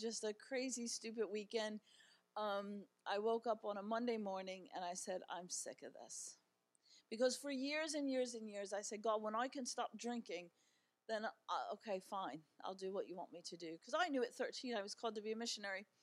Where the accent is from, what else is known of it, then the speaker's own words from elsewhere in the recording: Baltimore, Maryland, United States; moved away as an adult; now in Ireland; I live there, but I was born in Baltimore